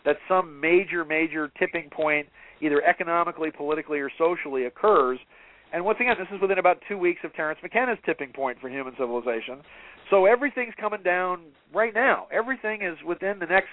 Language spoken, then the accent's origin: English; Atherton, California, United States; I grew up in Atherton up in Northern California.